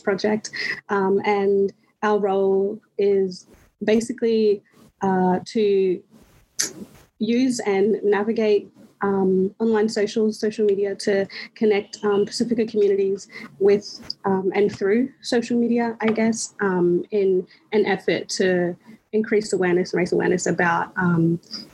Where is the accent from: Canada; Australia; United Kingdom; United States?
Australia; Rockhampton, Queensland; moved away as an adult; now in Brisbane, Australia; I was born and raised on Darumbal country, which is Rockhampton, central Queensland